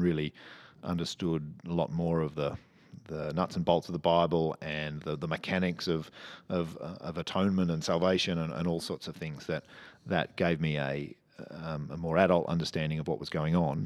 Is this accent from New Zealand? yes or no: no; Cheltenham, South West England, United Kingdom; I grew up in Cheltenham, which isn't far from here.